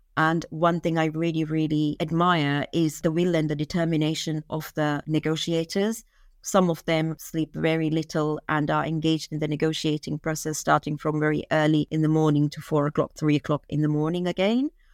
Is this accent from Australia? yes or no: no; Maldives; I'm from Maldives, and I grew up in the Maldives